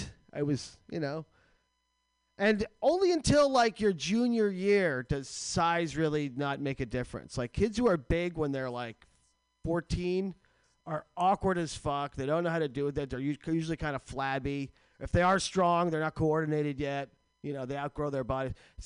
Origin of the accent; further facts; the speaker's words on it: New Jersey, United States; New Jersey.